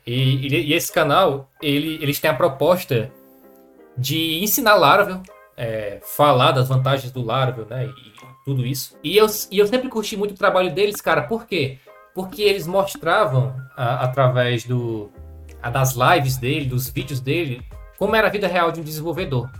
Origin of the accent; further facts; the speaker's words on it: Madalena, Ceará, Brazil; somos de uma cidade do interior do Ceará, de 20 mil habitantes